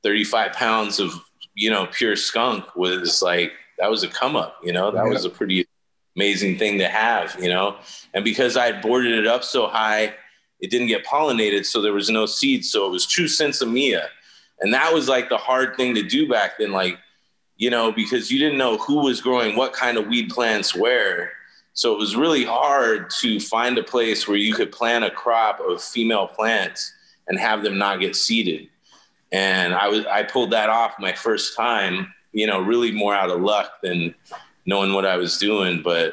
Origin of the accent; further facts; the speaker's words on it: Brooklyn, New York, United States; born there; since I was born in Brooklyn, I got sent back to Brooklyn, New York every year as a kid for like a month in the summertime